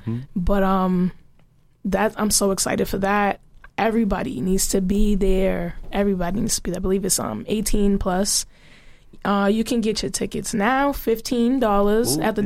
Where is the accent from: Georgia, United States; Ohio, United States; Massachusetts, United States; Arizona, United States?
Massachusetts, United States; Boston; Boston made me. I didn't grow up anywhere else.